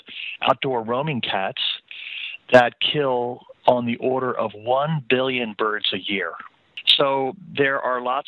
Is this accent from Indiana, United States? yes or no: no; Baltimore, Maryland, United States; also born or lived in Washington, D.C. area; I grew up on the East Coast. I was born in Baltimore and spent most of my professional career based in the D.C. area.